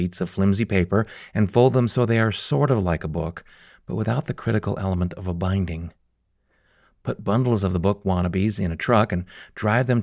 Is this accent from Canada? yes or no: yes; Calgary, Alberta, Canada; my hometown of Calgary